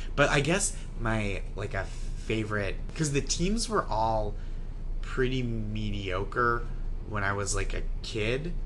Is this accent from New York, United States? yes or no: no; Stoneham, Massachusetts, United States; I grew up in Stoneham, Massachusetts